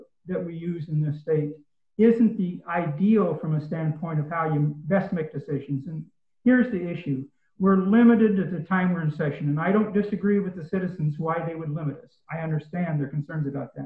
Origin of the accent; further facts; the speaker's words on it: Northeastern Oregon, United States; now in Springfield, United States; I grew up in Northeastern Oregon